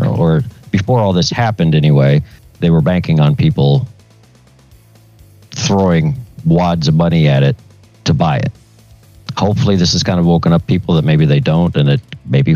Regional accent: Tulsa, Oklahoma, United States; it's my home city

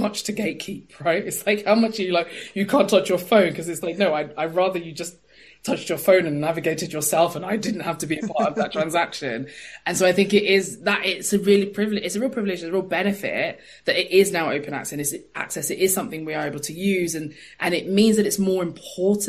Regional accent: London, United Kingdom; I'm from East London

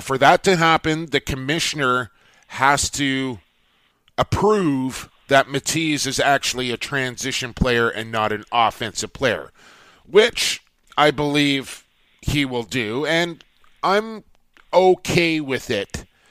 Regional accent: Coquitlam, British Columbia, Canada; it is my hometown, and I'm a very proud Coquitlam native

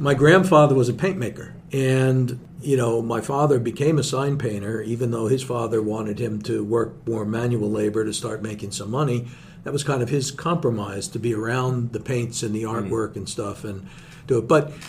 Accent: Nutley, New Jersey, United States; I grew up in Nutley with my mother's side of the family, which was Calabrese. My grandfather, who was the only grandparent that I really knew, my mother's father, came from Acre, Provincia di Cosenza

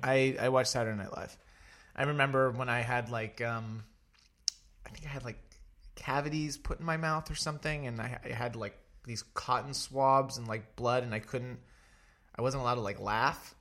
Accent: Connellsville, Pennsylvania, United States; now in New York City, United States; I am originally from 45 minutes south of Pittsburgh, a small rural town called Connellsville, Pennsylvania.

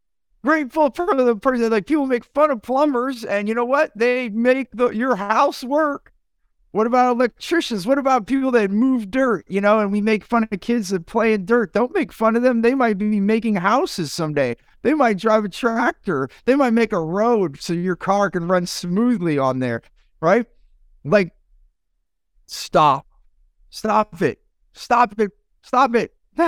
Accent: United States; I grew up in the United States through modern society to work, work, work, work, work. I came from immigrant families, work, work, work, work, work.

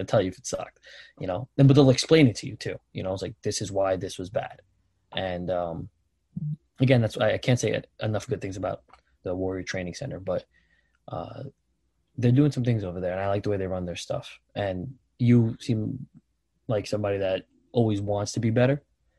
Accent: New York City, New York, United States; I'm not from Staten Island, I'm from Brooklyn.

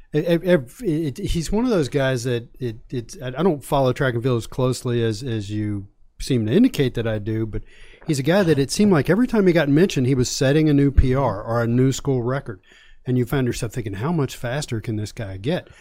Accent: Virginia, United States; I grew up in Virginia.

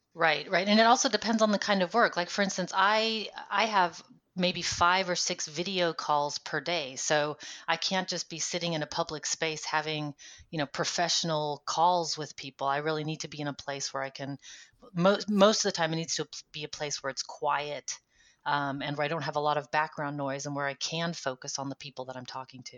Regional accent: United States; moved away as an adult; now in Netherlands; I'm an American living in the Netherlands for the last 10 years

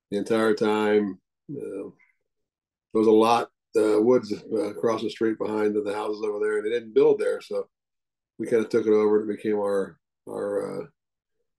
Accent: Cincinnati, Ohio, United States; I was born in Cincinnati. Born and raised

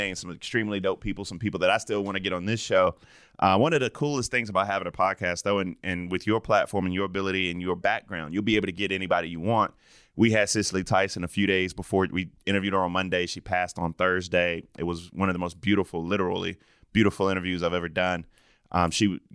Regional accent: South Carolina, United States; born or raised there

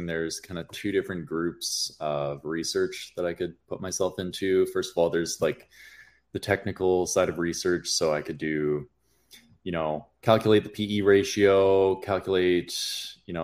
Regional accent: Kelowna, British Columbia, Canada; moved away as an adult; also born or lived in Alberta; I ended up growing up in Kelowna, British Columbia

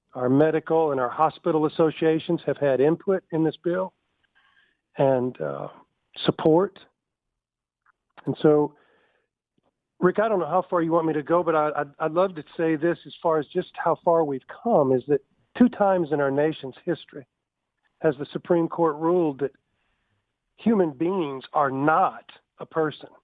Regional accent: Tuscaloosa, Alabama, United States; my hometown

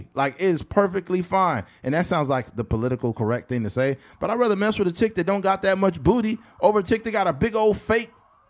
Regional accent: Bakersfield, California, United States; we are from Bakersfield, California.

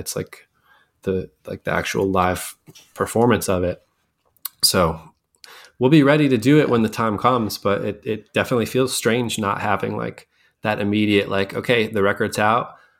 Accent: Scranton, Pennsylvania, United States; I grew up in Scranton

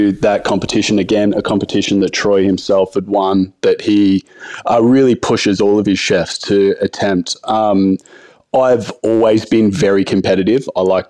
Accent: Branxton, New South Wales, Australia; And growing up, I grew up in like small country town. I grew up in Brankston. I went to high school in Singleton.

